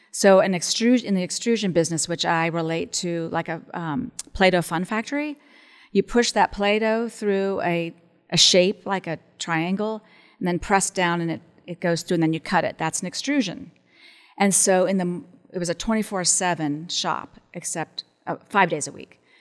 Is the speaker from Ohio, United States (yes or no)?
yes; Columbus, Ohio, United States; I was from Columbus